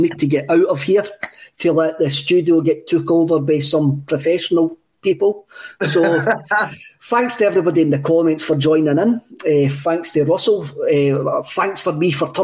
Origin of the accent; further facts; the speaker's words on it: Cowie, Scotland, United Kingdom; we come from Cowie, is a wee mining village